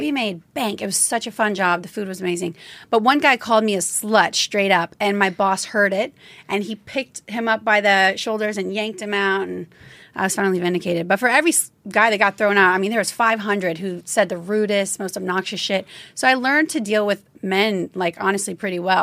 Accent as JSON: {"language": "English", "region": "Louisiana", "country": "United States", "tie": "born or raised there", "said": "I grew up in Louisiana"}